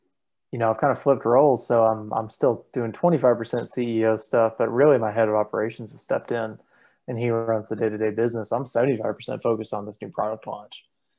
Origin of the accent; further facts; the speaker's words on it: Tuscaloosa, Alabama, United States; also born or lived in Southeast US; I'm from all over the place. My parents served in the military. My dad was active duty Army for 28 years. So I've lived all over the Southeast. Tuscaloosa, Alabama is where I call home.